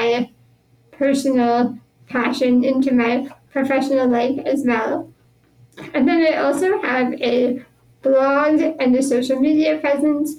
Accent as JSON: {"language": "English", "town": "Pittsburgh", "region": "Pennsylvania", "country": "United States", "tie": "born or raised there", "said": "I was born and raised here in Pittsburgh"}